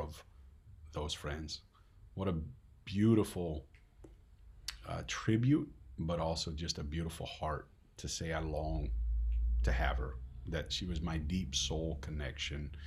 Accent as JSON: {"language": "English", "country": "Netherlands", "said": "Dutch don't like being emotional, at least not around here"}